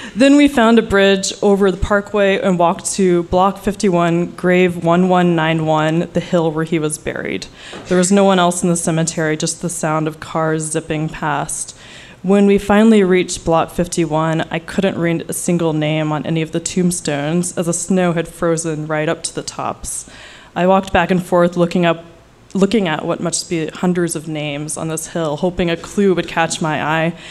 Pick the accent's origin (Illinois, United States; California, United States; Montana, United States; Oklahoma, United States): Oklahoma, United States; now in New York City, United States; I'm not originally from New York, I'm from Oklahoma